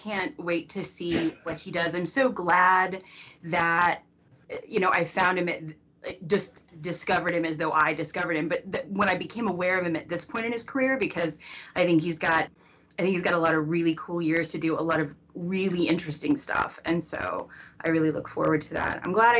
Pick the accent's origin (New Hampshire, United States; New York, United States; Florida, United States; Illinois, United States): Florida, United States; Cocoa; I grew up in Florida, on Florida's Space Coast. So as a matter of fact, my mom is still on city council in my hometown of Cocoa, Florida.